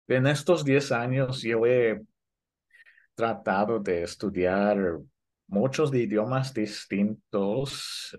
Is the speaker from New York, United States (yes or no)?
yes; New York, United States; also born or lived in Puebla, Mexico; toda mi vida crecí en Nueva York